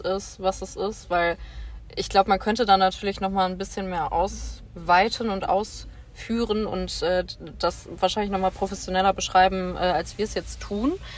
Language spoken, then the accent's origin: German; Bonn, North Rhine-Westphalia, Germany; moved away; Ich komme ursprünglich aus Bonn